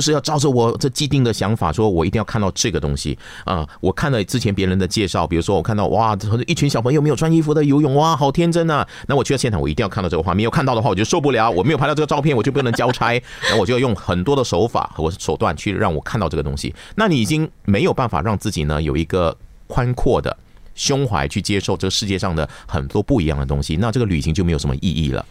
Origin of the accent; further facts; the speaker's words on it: Malaysia; 在我的家乡，而且呢，这个发生的地方呢，是我小时候长大的地方，叫根巴斯